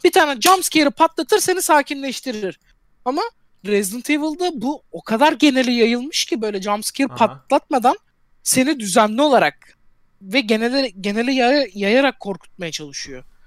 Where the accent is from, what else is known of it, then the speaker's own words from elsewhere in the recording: Turkey; Ben Türk'üm